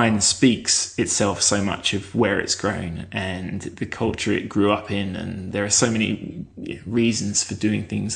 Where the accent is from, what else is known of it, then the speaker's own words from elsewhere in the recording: Kent, South East England, United Kingdom; moved away as an adult; now in Melbourne, Australia; I grew up in Kent in south of England